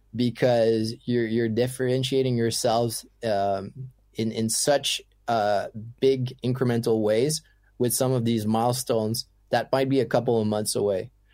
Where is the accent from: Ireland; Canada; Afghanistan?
Canada; English is a second language; also born or lived in Ottawa; being French Canadian